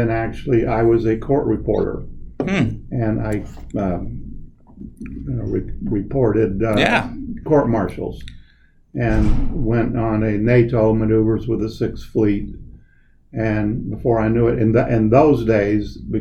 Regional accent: Weslaco, Texas, United States; I grew up in a small town in the Rio Grande Valley of Texas called Weslaco

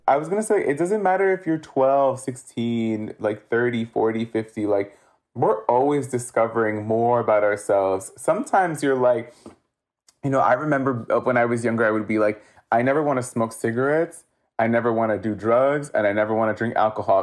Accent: Los Angeles, California, United States; I am Central American Salvadorian, uh, born and raised in Los Angeles, specifically from Hollywood

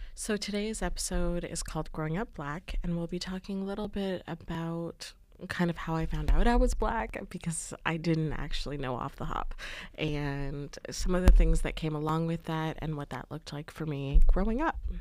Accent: Canada

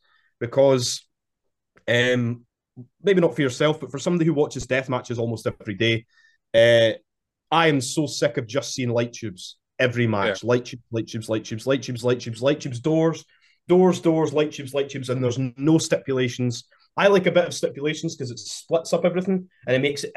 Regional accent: Kirkcaldy, Scotland, United Kingdom; I'm from Kirkcaldy

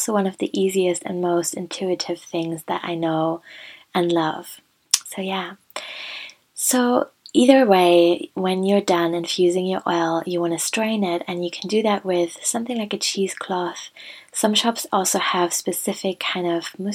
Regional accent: Germany; moved away; I was visiting Germany for Christmas and I was near my hometown. So I went to the woods near the hospital in which I was born

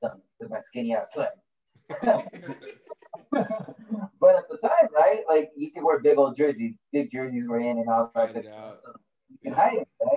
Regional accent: Sunnyside, United States; moved away; I haven't lived in Sunnyside for 15 years now

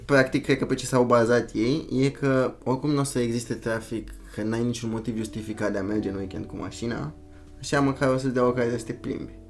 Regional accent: Bucharest, Romania; moved away as an adult; also born or lived in Germany; sunt din București, România

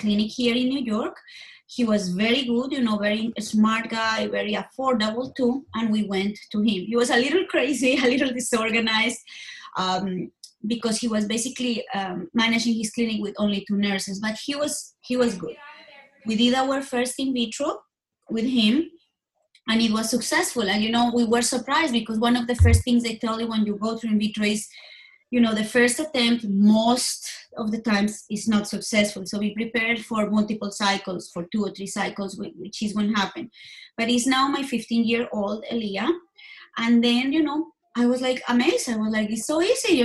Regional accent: Colombia; moved away as an adult; now in United States; I was born in Colombia, and I moved here to the States. Actually, it's going to be 18 years ago in February.

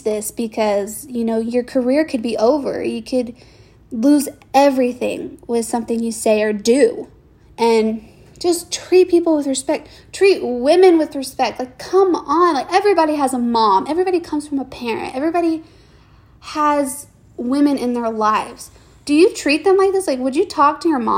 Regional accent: Houston, Texas, United States; I'm from Houston

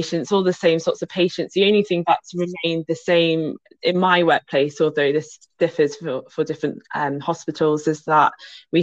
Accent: Birmingham, West Midlands, United Kingdom; moved away; also born or lived in Kent; I was born in Birmingham

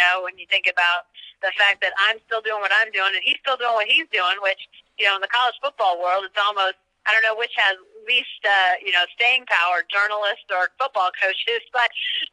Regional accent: Clay Center, Kansas, United States; moved away as an adult; now in Oklahoma, United States; Grew up in the farming country in Kansas, out in Clay Center is my hometown

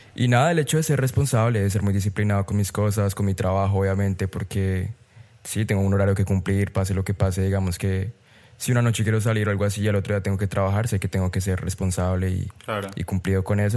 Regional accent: Colombia; moved away as an adult; soy colombiano a la muerte y me moriré siendo colombiano

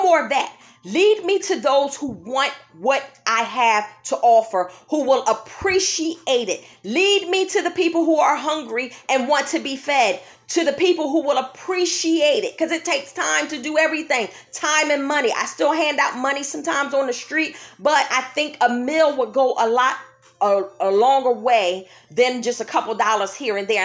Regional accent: Philadelphia, Pennsylvania, United States; when I was a kid walking the streets of Germantown, Pennsylvania with her growing up in Philadelphia

